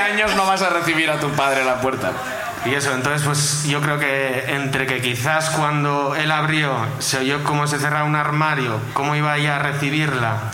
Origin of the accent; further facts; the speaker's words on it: Basque Country, Spain; soy de Álava